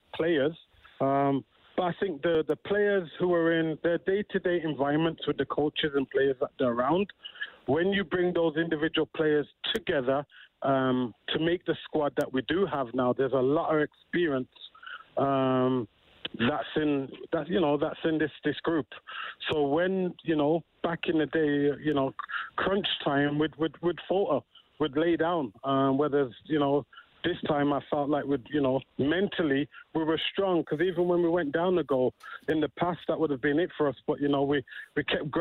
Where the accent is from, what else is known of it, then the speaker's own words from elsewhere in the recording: England, United Kingdom; moved away; as we would say in England